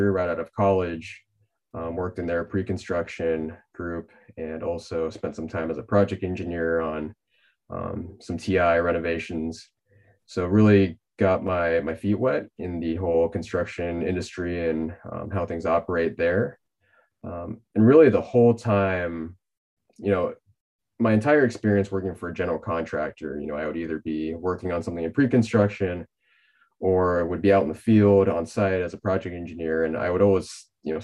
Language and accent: English; Pasadena, California, United States; moved away as an adult; now in Seattle, United States; Southern California native, I grew up in the Pasadena area